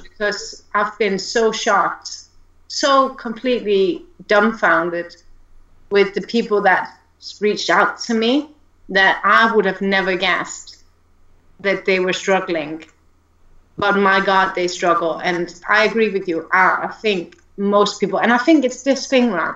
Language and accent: English; Denmark; moved away as an adult; now in United Kingdom; originally from Denmark, which is why he mentioned the accent, I believe. But I think my accent is pretty subdued